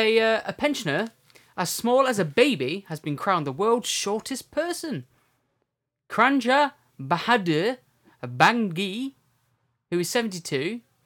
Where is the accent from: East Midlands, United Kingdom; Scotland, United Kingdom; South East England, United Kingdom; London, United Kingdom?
East Midlands, United Kingdom; Derbyshire; we come from Derbyshire. But isn't that just like a county name for Derby? We're in the county of Derbyshire, and our city is Derby.